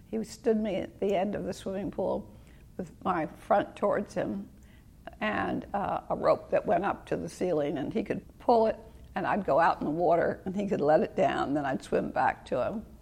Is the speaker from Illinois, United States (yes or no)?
no; Honolulu, Hawaii, United States; born there; I'm 83. I was born in Honolulu, Hawaii.